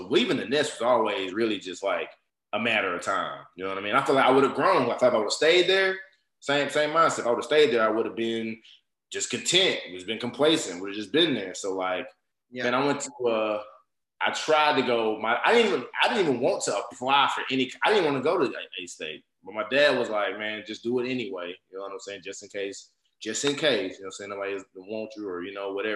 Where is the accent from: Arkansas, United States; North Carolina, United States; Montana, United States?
Arkansas, United States; Jonesboro; moved away as an adult; also born or lived in California / Conway, Arkansas; now in Texas, United States; I'm from Jonesboro, Arkansas